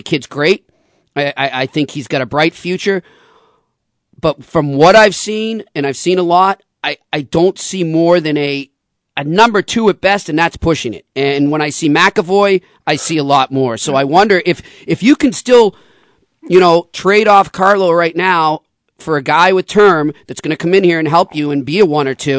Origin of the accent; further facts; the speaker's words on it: United States; as an American